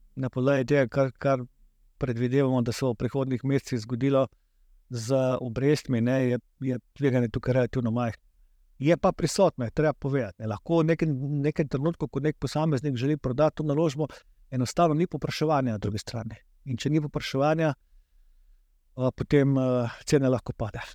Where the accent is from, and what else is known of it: Slovenia